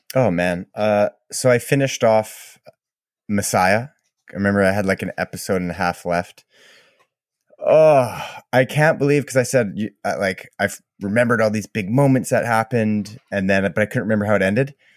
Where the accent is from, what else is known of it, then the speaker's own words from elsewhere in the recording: Canada; I'm Canadian